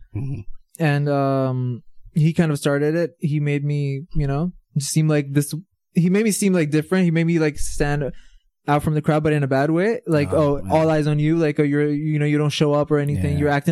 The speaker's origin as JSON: {"language": "English", "town": "Riyadh", "region": "Riyadh Province", "country": "Saudi Arabia", "tie": "born or raised there", "said": "So, I'm originally from Pakistan, but I've been born and raised in Saudi Arabia."}